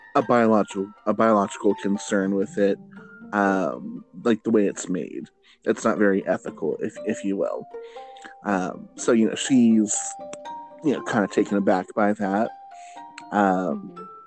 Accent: Fresno, California, United States; my hometown of Fresno, California

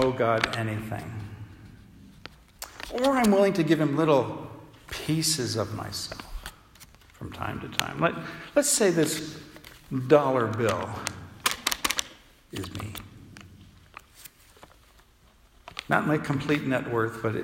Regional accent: United States; accent: American; also born or lived in United Kingdom; they knew I was an American

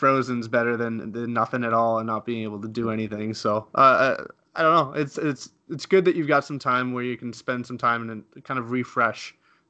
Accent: Canada; Obviously, I'm Canadian

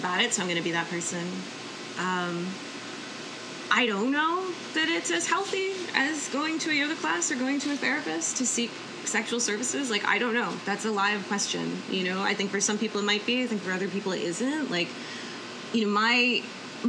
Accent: United States; as an American

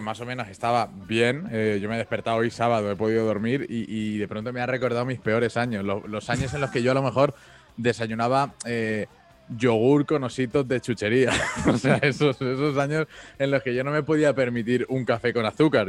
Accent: Mallorca, Balearic Islands, Spain; yo soy de Mallorca

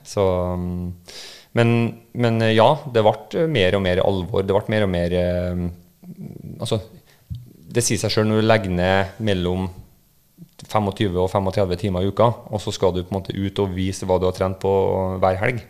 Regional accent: Trondheim, Trøndelag, Norway; accent: trønder; also born or lived in Lillehammer; jeg er trønder, du hører jo på dialekta. Uh. Um, men jeg ble født på Lillehammer uh, i 1983 og bodde der i to år før uh, vi dro den over Dovre og, og, kom til Trondheim igjen

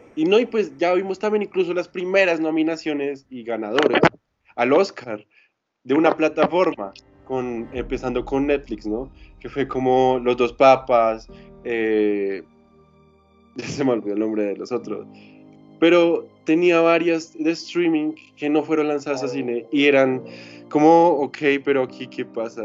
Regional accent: Colombia; somos de Colombia

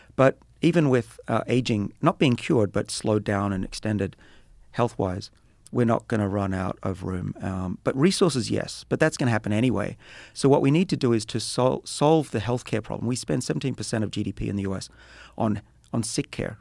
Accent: Australia; moved away; I'm Australian

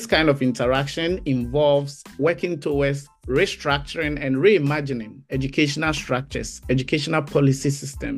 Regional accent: Ghana; moved away as an adult; also born or lived in Bristol, United Kingdom / Canada; I am a teacher and originally from Ghana. I grew up in Ghana and spent most of my adult life there

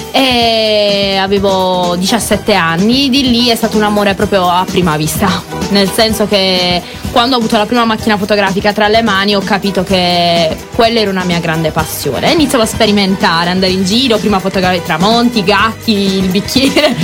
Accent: Monopoli, Apulia, Italy; Io sono di Monopoli

